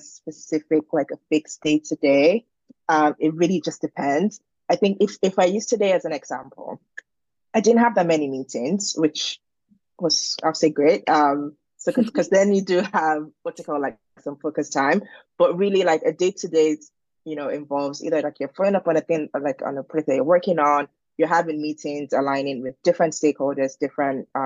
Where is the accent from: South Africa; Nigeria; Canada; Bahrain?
Nigeria; moved away as an adult; also born or lived in Boston, United States / Berlin, Germany; now in London, United Kingdom; I am originally from Nigeria. I was born and raised there.